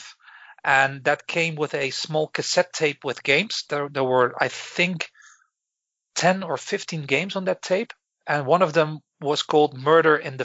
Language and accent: English; Breda, North Brabant, Netherlands; moved away as an adult; also born or lived in Belfast, United Kingdom; now in Galway, Ireland; I am originally from the Netherlands, where I lived in most of my life in a beautiful city called Breda